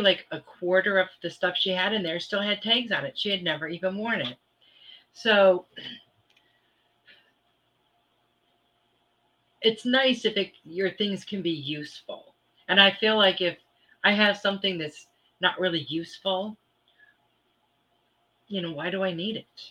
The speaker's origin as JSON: {"language": "English", "region": "Michigan", "country": "United States", "tie": "born or raised there", "said": "I grew up in Michigan"}